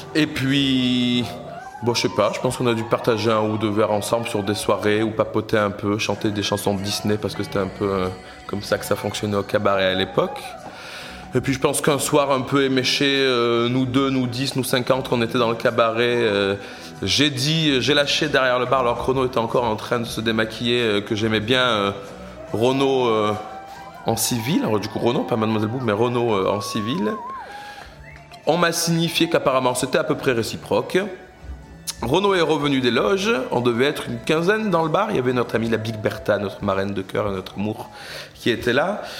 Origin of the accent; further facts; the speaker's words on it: south of France, France; moved away as an adult; also born or lived in Paris / London; now in Brussels, Belgium; Je viens du sud de la France à la base